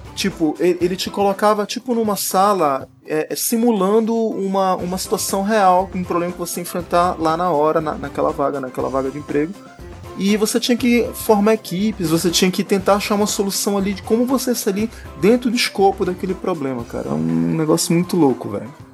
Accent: Manaus, Amazonas, Brazil; aqui em Manaus, a gente é de Manaus

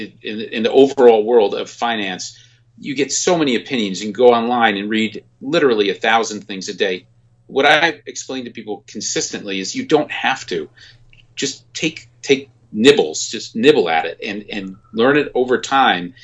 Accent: New Jersey, United States; I'm from New Jersey

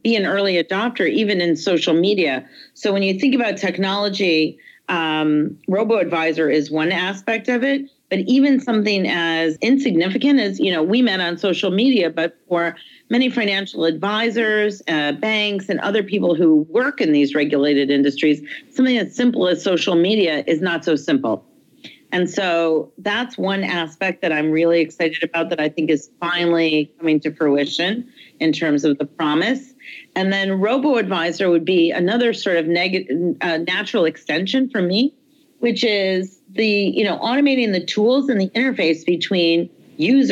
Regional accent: Detroit, Michigan, United States; moved away; I'm from Detroit

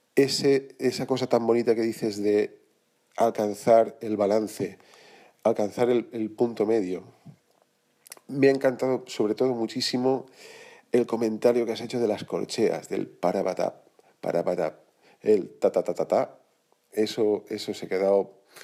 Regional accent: Sedaví, Valencian Community, Spain; moved away as an adult; now in Barcelona, Spain; soy de Valencia, soy valenciano, soy del mismo pueblo que Carlos Martín, soy de un pueblecito pegado a Valencia que se llama Sedaví

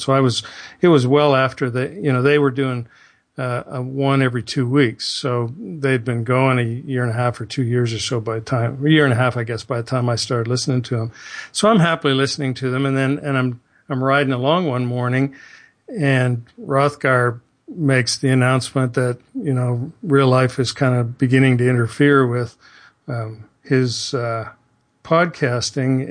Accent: southern Ontario, Canada; moved away as an adult; now in Houston, United States; living in my little insulated southern Ontario place

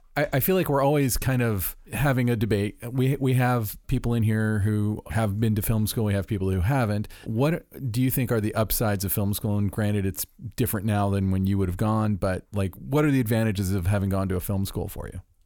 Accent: Orlando, Florida, United States; moved away; it's in Orlando, my hometown

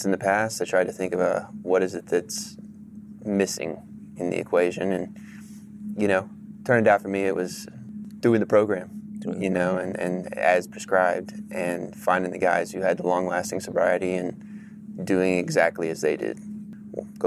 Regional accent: Irving, Texas, United States; I grew up in Irving, Texas. Just, you know, suburb of Dallas

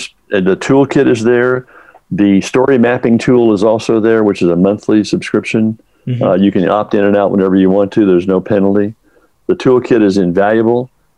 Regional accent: Texas, United States; Well, I grew up in Texas. My dad was a big drive-in movie guy, so we were always hooked on films.

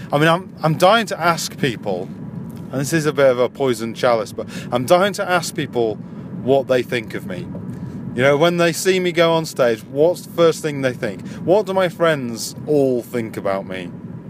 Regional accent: Yorkshire and the Humber, United Kingdom; So it's about me being a Yorkshireman, but I'm not really working class anymore.

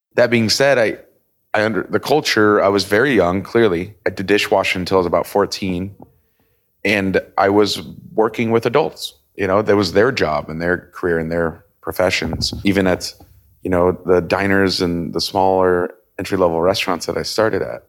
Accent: Kansas City, Missouri, United States; moved away as an adult; also born or lived in Denver / Italy / Chicago; now in Miami, United States; I'm originally born and raised in Kansas City. So I w, lived there until I was about eighteen

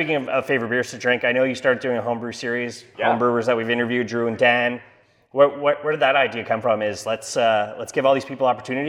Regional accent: Canada; we're from Canada.

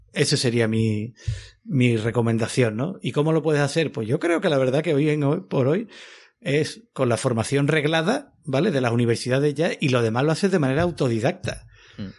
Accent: Seville, Andalusia, Spain; moved away; yo era scout de pequeño allí en Sevilla

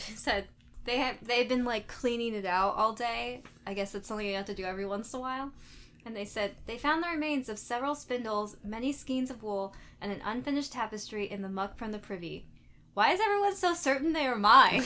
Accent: United States; growing up in America

